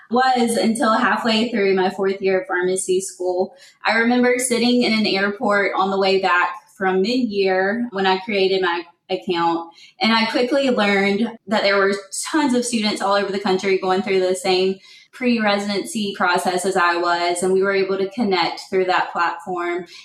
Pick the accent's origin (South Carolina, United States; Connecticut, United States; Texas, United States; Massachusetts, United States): South Carolina, United States; Florence; moved away as an adult; also born or lived in Columbia, South Carolina / Memphis, Tennessee; now in Huntsville, United States; I'm originally from Florence, South Carolina